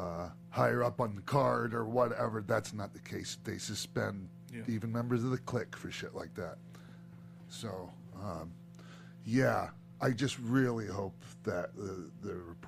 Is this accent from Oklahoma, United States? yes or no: no; Florida, United States; I'm from Florida.